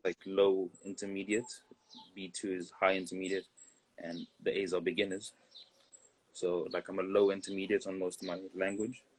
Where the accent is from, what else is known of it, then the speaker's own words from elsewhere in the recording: South Africa; moved away as an adult; also born or lived in Bulawayo, Zimbabwe / Botswana / Pretoria, South Africa; now in Barcelona, Spain; we moved to South Africa. Some years in South Africa, like nine years, some other places. But South Africa was where I went through like the last of primary school and most of mm. high hmm. school